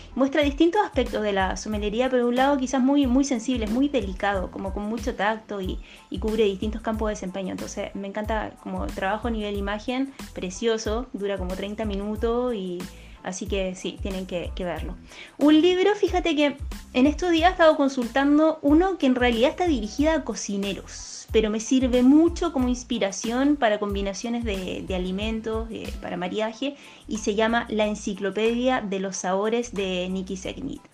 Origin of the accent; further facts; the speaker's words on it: Chile; now in Punta del Este, Uruguay; soy chilena, sommelier profesional